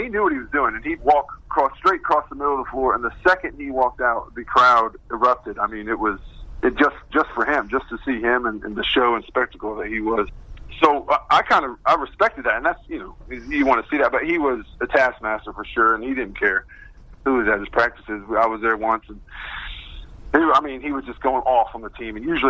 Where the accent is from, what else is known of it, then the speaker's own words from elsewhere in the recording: Bluffton, Indiana, United States; moved away; I grew up in Indiana, so northeastern Indiana, a town called Bluffton of about 10,000.